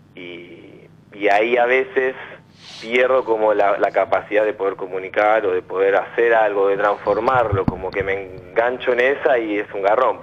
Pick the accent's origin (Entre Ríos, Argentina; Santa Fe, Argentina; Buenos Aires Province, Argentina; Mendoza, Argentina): Buenos Aires Province, Argentina; Quilmes; also born or lived in La Matanza, Buenos Aires; now in Tapiales, Argentina; Y soy nacido en Quilmes